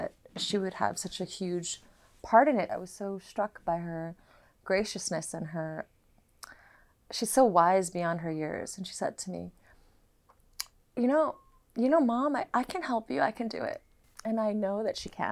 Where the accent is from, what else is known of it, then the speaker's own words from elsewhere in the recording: New York City, New York, United States; I grew up in New York City